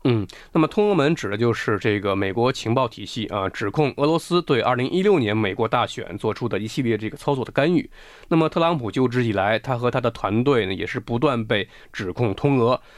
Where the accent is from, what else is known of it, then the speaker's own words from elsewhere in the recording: China; 我们中国人的政治文化